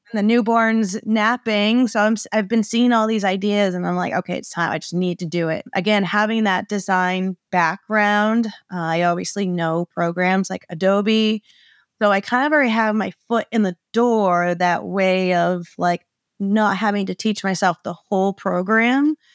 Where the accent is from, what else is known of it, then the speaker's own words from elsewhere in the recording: Maine, United States; also born or lived in Arizona; I was born and raised in Maine.